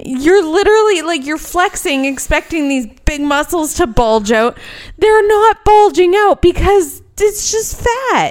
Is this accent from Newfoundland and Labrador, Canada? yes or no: no; Edmonton, Alberta, Canada; born or raised there